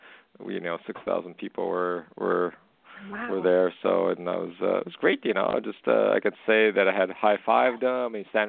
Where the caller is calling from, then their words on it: Canada; I'm calling from Canada.